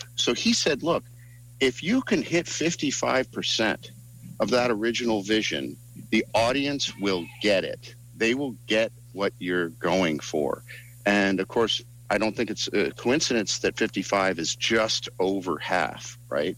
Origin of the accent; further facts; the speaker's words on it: East Coast, United States; moved away; I'm from the East Coast. I'm all three of us are from the East Coast.